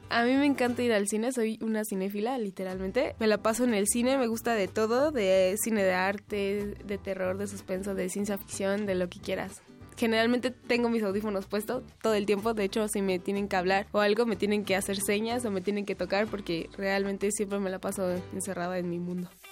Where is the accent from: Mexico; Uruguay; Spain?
Mexico; Mexico City; Nací en la Ciudad de México el 22 de enero de 1996